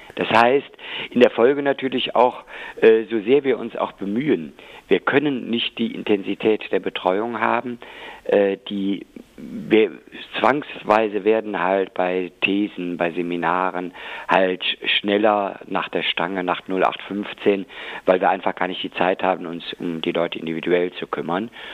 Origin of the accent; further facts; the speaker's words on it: West Germany, Germany; also born or lived in Rhineland-Palatinate / North Rhine-Westphalia; jetzt habe ich äh, als Westdeutscher